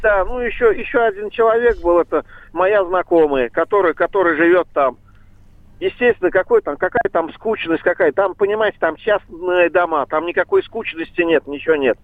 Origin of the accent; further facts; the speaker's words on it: Saratov, Saratov Oblast, Russia; я сам из Саратова